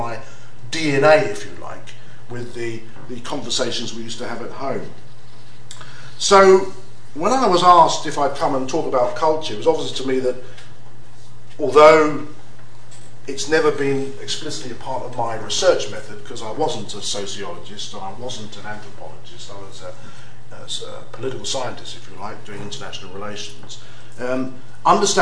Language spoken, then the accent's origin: English; London, United Kingdom; I was raised in London.